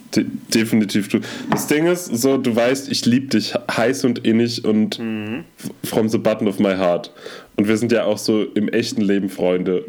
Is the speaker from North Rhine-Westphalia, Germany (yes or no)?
yes; Münster, North Rhine-Westphalia, Germany; moved away; die Mundart meiner Heimatstadt, und zwar Münster